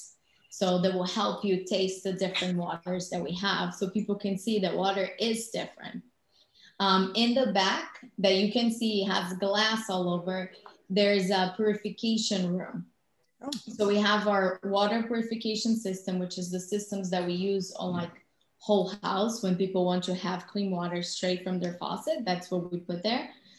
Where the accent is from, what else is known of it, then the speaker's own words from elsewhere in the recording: Brazil; moved away as an adult; now in United States; I'm originally from Brazil. I moved to the U.S.